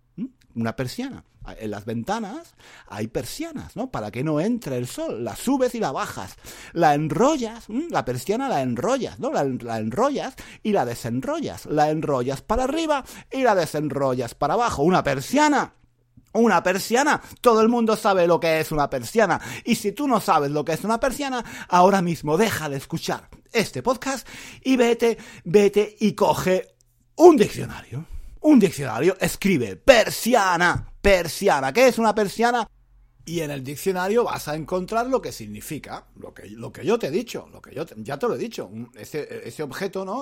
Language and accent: Spanish; Granada, Andalusia, Spain; moved away as an adult; now in London, United Kingdom; mi ciudad natal en Granada